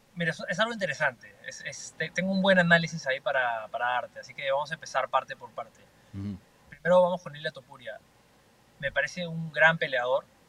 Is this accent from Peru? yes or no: yes; Peru; now in Miami, United States; soy representante eh, peruano, representante latino